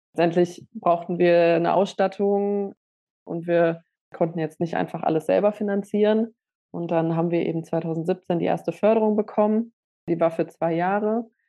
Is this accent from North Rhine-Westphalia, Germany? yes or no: yes; Essen, North Rhine-Westphalia, Germany; ich bin jetzt im Essener Süden aufgewachsen